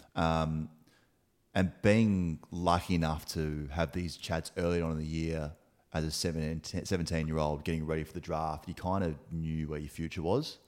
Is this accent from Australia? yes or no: yes; Adelaide, South Australia, Australia; moved away as an adult; also born or lived in Gold Coast / Melbourne; born and raised in Adelaide, uh, in Teachery Gully